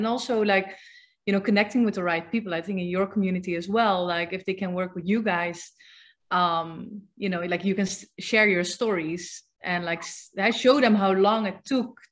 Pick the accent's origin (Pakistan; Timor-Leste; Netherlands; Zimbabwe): Netherlands; moved away; I'm from the Netherlands.